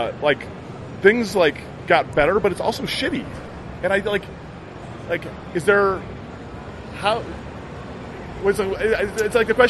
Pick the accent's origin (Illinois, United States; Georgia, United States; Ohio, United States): Illinois, United States; Chicago; I'm from fucking Chicago